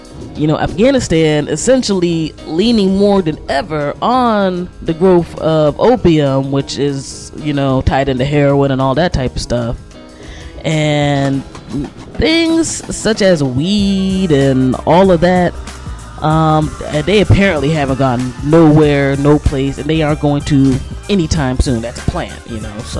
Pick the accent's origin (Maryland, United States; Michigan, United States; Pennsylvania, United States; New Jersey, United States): Maryland, United States; Prince George's County; growing up in the Prince George's County of the 1980s and 1990s